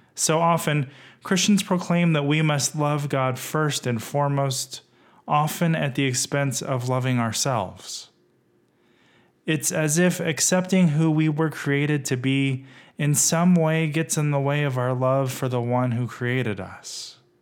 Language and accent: English; West Texas, United States; now in Rancho Cucamonga, United States; Growing up in West Texas as a gay kid